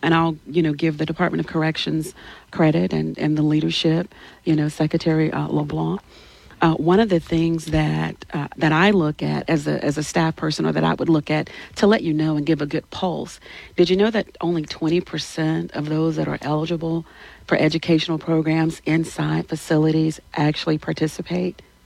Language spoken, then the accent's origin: English; Alexandria, Louisiana, United States; now in Baton Rouge, United States; I'm from Louisiana, born and raised in Louisiana. I'm from Alexandria. I graduated from Alexandria Senior High.